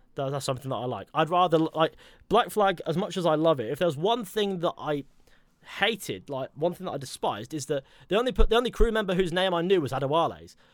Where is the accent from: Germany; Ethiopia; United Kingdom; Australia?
United Kingdom; Exeter, South West England; my hometown was actually originally a Roman settlement